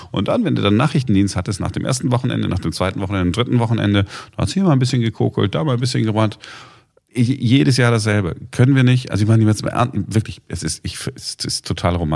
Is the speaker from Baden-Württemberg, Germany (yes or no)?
no; Duisburg, North Rhine-Westphalia, Germany; wie man bei uns in Duisburg früher gesagt hat, wegen die armen Kinder, gebet jetzt den Kranz.